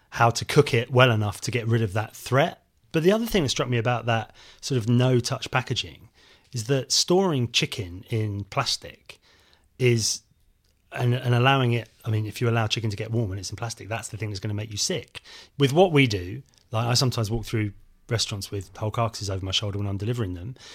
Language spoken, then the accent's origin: English; South West England, United Kingdom; when I was a kid growing up in Devon, we had a livestock market in the local town.